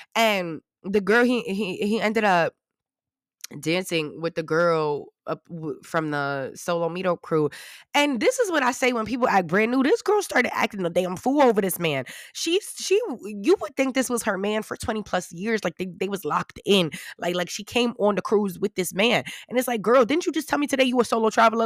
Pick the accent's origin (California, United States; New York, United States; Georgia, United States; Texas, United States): New York, United States; I'm from New York